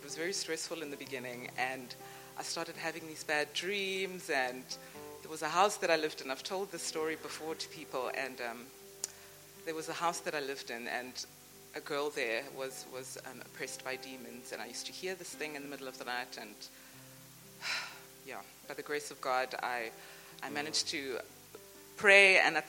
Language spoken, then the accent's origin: English; Durban, KwaZulu-Natal, South Africa; moved away as an adult; now in Cape Town, South Africa; Originally, I'm from Durban